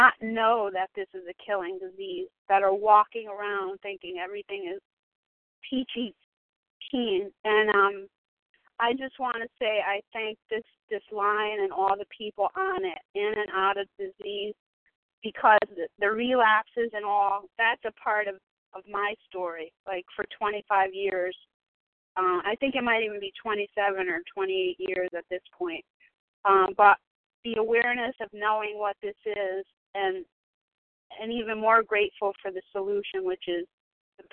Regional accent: New Haven, Connecticut, United States; I'm from New Haven, Connecticut

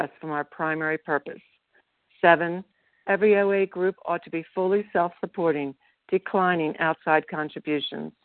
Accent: Pennsylvania, United States; now in Colorado, United States; I'm from Pennsylvania, but I'm currently in beautiful Colorado

